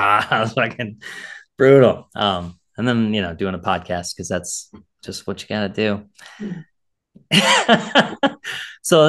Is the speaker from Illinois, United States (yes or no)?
yes; Illinois, United States; now in Maryland, United States; I'm from Illinois. And so I'm a transplant here